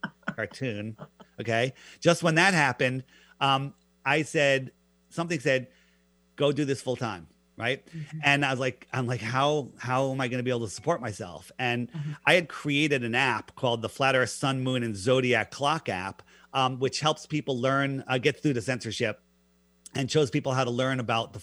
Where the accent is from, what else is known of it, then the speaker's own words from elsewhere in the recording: Fairfield County, East Coast, Connecticut, United States; I grew up in the East Coast in Fairfield County